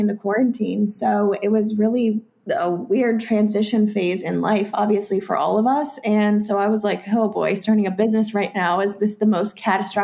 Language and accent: English; North Carolina, United States; now in South Carolina, United States; I'm from North Carolina